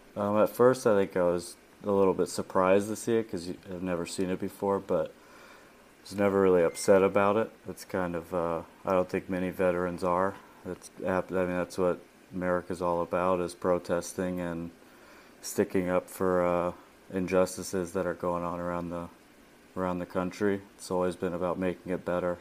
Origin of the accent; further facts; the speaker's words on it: Tampa, Florida, United States; moved away; also born or lived in Georgia; I was born in Georgia, but I moved to, uh, Tampa when I was about one. So I, most of my life there